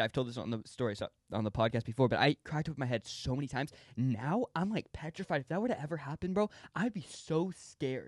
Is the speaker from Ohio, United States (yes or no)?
no; California, United States; growing up in California